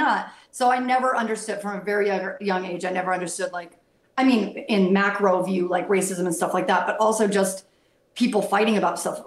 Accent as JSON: {"language": "English", "country": "United States", "tie": "born or raised there", "also_born_or_lived": "Boston / Los Angeles", "moved": "as an adult", "said": "I grew up in the Tri-Cities, but then I moved to Boston and got to live there for 10 years."}